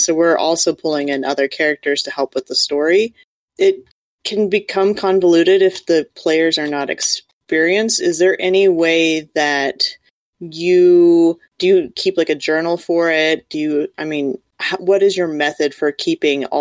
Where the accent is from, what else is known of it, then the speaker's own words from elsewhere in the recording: Kansas, United States; I come being from Kansas, I am from a family of farmers